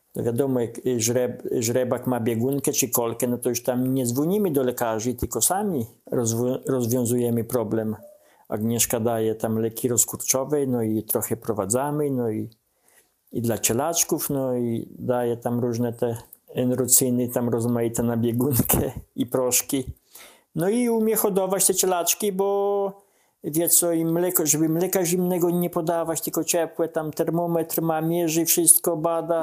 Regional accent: Podlaskie Voivodeship, Poland

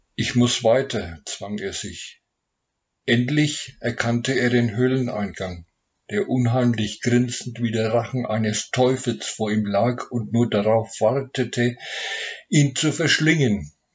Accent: Nuremberg, Bavaria, Germany; ich komme aus Nürnberg

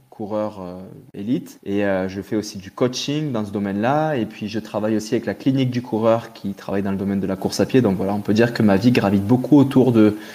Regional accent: Guadeloupe, France; j'ai grandi, il faut savoir que j'ai grandi dans les Antilles, en Guadeloupe, où mes parents avaient eu le fou projet d'aller y monter un club de plongée dans les années 80.

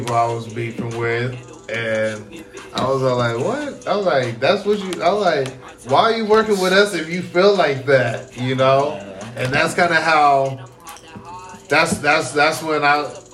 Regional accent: Pasco, Washington, United States; also born or lived in Georgia / Germany; I'm from Pasco

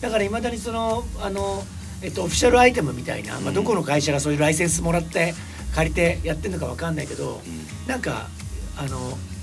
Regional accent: Kisarazu, Chiba, Japan; うちの地元は木更津

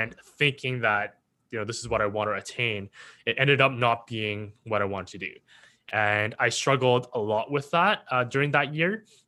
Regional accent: Richmond, British Columbia, Canada; also born or lived in Hong Kong / Vancouver; I was born in Hong Kong, but I came when I was, you know, as a baby, one and a half. Uh, grew up, uh, starting East Van, then moving to Richmond

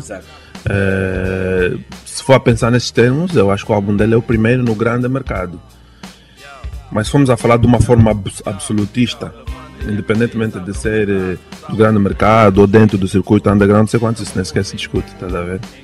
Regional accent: Luanda, Luanda Province, Angola; Eu também sou da Maianga

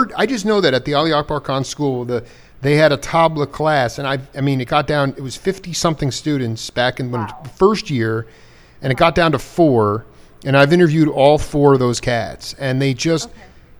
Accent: Long Island, New York, United States; moved away; I grew up in Long Island.

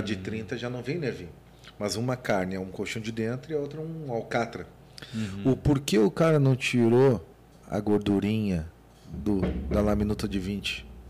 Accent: Rio Grande do Sul, Brazil; eu sou gaúcho

